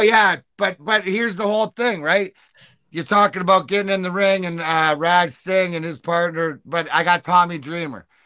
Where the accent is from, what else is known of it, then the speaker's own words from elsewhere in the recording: Canada; I'm Canadian